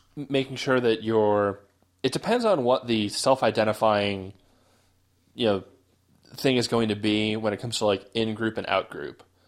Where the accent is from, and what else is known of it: United States